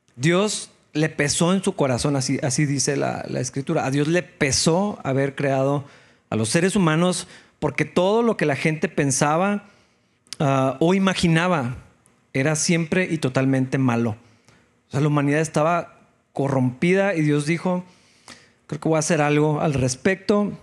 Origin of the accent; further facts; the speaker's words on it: Mexico; así como muchos mexicanos